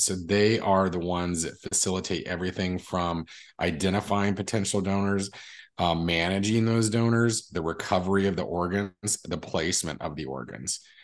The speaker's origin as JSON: {"language": "English", "town": "Las Cruces", "region": "New Mexico", "country": "United States", "tie": "born or raised there", "said": "I was born in Las Cruces, New Mexico, which is southern New Mexico. We're probably about twenty minutes from the Mexico border. Um, and, uh, born and raised there"}